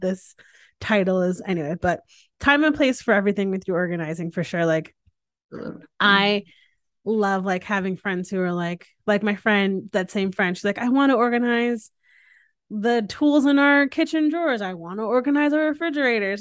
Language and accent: English; Northeast, United States; now in Texas, United States; I grew up in the Northeast